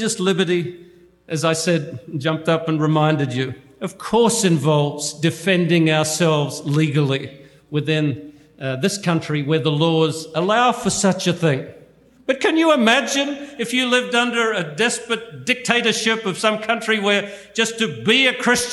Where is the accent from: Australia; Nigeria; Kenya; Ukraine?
Australia; moved away; I come from Australia